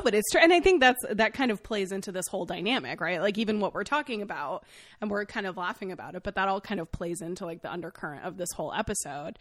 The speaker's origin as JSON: {"language": "English", "region": "Maine", "country": "United States", "tie": "born or raised there", "said": "I grew up in Maine"}